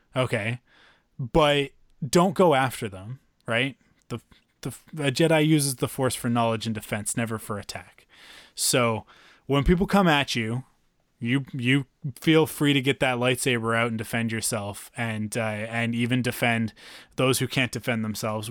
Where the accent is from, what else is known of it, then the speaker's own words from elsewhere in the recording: Vancouver, British Columbia, Canada; I'm also from Vancouver, and we're a little bit different from the rest of the country